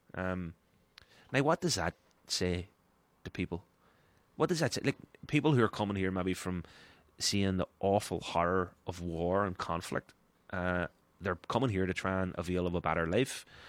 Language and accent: English; Ireland; as an Irish person